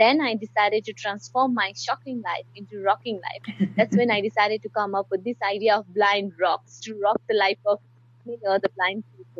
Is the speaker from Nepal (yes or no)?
yes; Nepal; I come from Nepal.